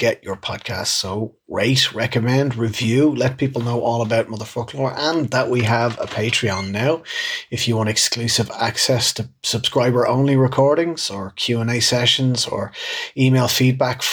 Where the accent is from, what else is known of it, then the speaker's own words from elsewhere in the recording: Dublin, Leinster, Ireland; growing up in Dublin and, like, all of the words that I would have heard but never seen written down ever.